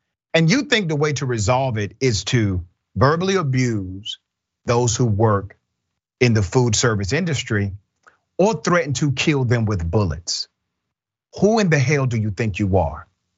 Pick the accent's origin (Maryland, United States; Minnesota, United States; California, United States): California, United States; I grew up in the Bay Area and there's a lot of racism there